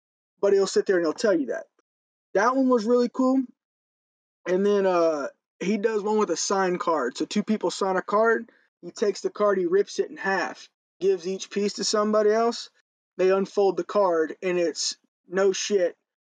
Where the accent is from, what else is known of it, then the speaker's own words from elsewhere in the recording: Missouri, United States; I'm from Missouri